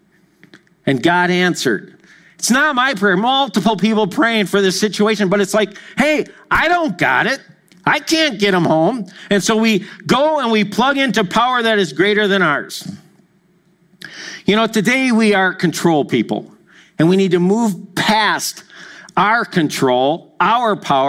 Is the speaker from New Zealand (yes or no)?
no; Madison, Wisconsin, United States; I grew up in Madison, Wisconsin